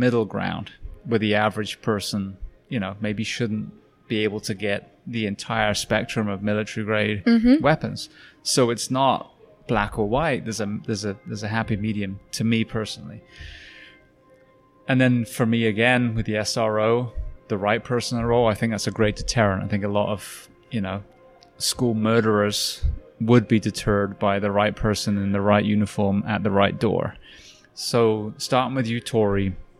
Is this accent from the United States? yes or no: no; United Kingdom; I'm British. I grew up on a farm.